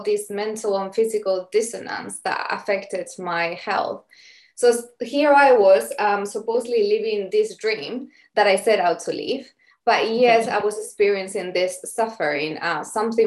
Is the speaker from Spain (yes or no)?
yes; Spain; moved away as an adult; now in London, United Kingdom; I'm originally from Spain